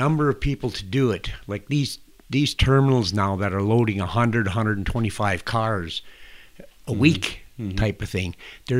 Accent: Humboldt, Saskatchewan, Canada; I can remember when I was a kid, born and raised in Humboldt

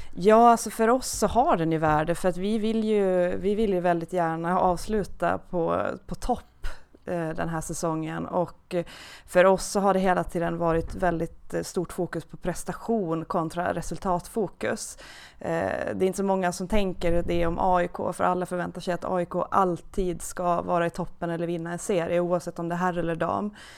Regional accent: Åland Islands; accent: Åland dialect; moved away; jag är från Åland, det hörs säkert lite i dialekten, så att jag är, uppvuxen på Åland

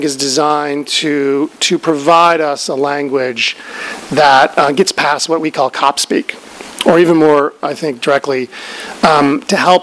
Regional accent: Albuquerque, New Mexico, United States; I'm from Albuquerque

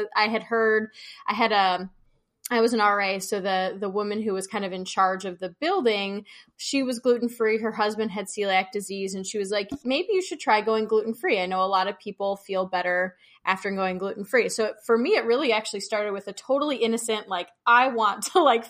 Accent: Chicago, Illinois, United States; moved away as an adult; also born or lived in Oregon; I'm from Chicago

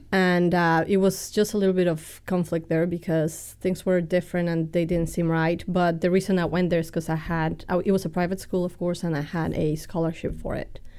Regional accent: Mexico City, Mexico; accent: Texan and British and Mexican; also born or lived in Texas; now in United States; I'm orig-, originally from Mexico City. I grew up, uh, going to a bilingual school down there

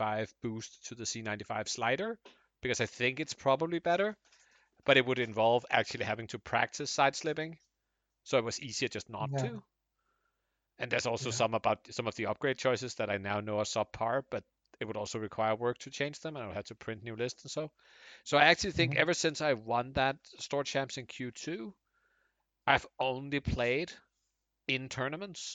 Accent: Denmark; I'm Danish

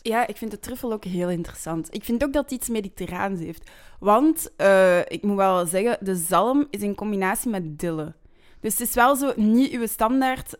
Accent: Flanders, Belgium; we zijn Vlamingen.

